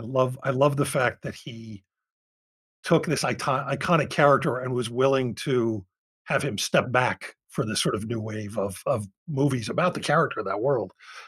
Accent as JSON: {"language": "English", "town": "Philadelphia", "region": "Pennsylvania", "country": "United States", "said": "I'm from Philadelphia"}